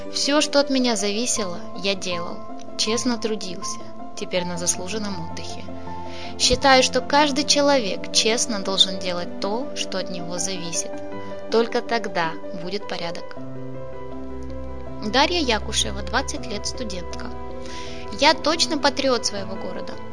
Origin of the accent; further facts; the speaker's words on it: Zaporizhzhia, Zaporizhzhia Oblast, Ukraine; moved away as an adult; now in Mariupol, Ukraine; Я не отсюда родом, я из Запорожья. В Мариуполе живу уже 48 лет и уезжать отсюда не планировал.